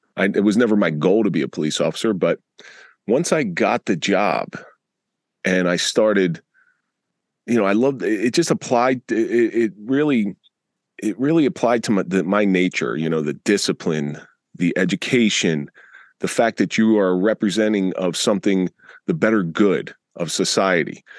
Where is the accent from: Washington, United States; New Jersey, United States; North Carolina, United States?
New Jersey, United States; Atlantic City; I grew up in the Atlantic City area in the 80s